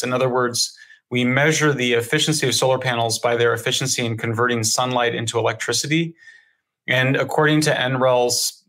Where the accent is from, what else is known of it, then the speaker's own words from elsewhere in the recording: Colorado, United States; I'm from Colorado. It's a huge fracking state